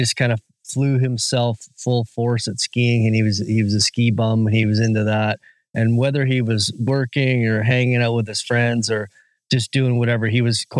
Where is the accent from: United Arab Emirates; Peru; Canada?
Canada; Whistler, British Columbia; I am from Whistler, British Columbia, and I am a magazine publisher and a first-time author